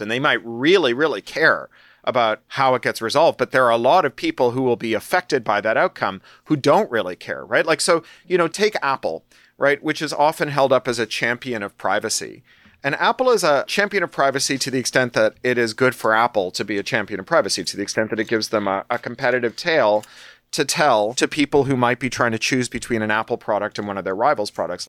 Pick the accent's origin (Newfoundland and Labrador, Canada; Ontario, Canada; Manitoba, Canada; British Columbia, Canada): Ontario, Canada; Toronto; also born or lived in London, United Kingdom; now in California, United States; I was born in Toronto